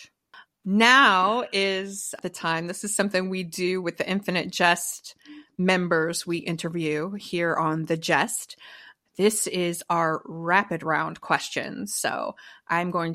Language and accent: English; East Coast, United States; now in Los Angeles, United States; we're all from the East Coast